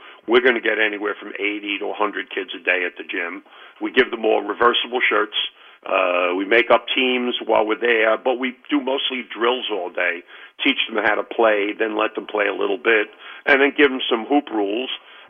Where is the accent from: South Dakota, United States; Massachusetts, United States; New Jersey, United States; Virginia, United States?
New Jersey, United States; Jersey City; I grew up in the Greenville area, so Snyder was the public school closest to where I lived.